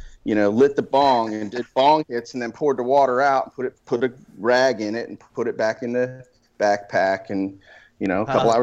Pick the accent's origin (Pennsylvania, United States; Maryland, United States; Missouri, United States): Maryland, United States; I grew up in Maryland.